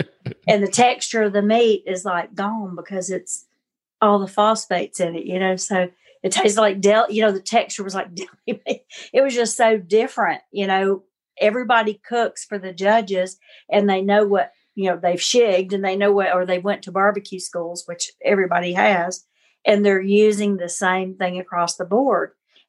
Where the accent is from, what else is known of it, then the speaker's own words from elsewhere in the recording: the South, United States; I'm a Southerner